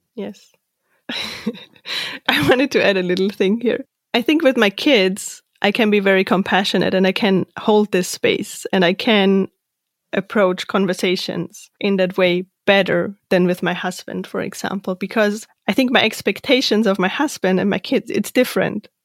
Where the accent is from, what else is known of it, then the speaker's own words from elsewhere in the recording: Austria; moved away as an adult; I'm from Austria